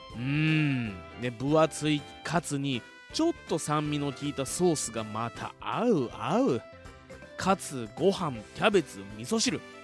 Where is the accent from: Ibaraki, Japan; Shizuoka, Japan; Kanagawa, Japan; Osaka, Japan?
Shizuoka, Japan; Fuji; 生まれも育ちも静岡県富士市